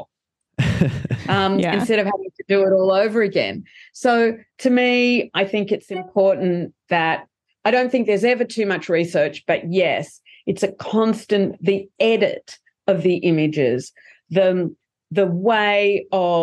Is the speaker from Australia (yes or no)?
yes; Australia; We're Australians. We're not American.